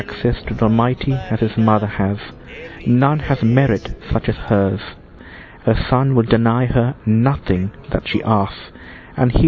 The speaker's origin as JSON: {"language": "English", "region": "London", "country": "United Kingdom", "moved": "yes", "lives_now": "Melo, Uruguay", "said": "I'm actually a Londoner"}